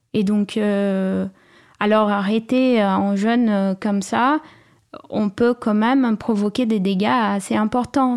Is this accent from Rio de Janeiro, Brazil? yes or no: no; São Paulo, Brazil; French is a second language; moved away; also born or lived in Cambuí, Minas Gerais, Brazil; je suis née à, à São Paulo, mais la famille de ma mère venait d'un village à la montagne, dans la région de Minas Gerais